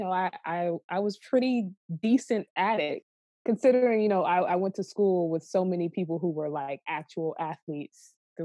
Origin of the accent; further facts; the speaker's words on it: Miami, Florida, United States; now in New York City, United States; I'm from Miami, Florida, so I come from a football city, a football family